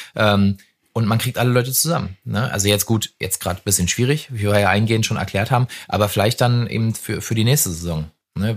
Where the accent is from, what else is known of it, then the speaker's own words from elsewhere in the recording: Brandenburg, Germany; also born or lived in Flensburg; now in Berlin, Germany; Wenn du aus Brandenburg kommst, wo es tendenziell halt nicht so viel regnet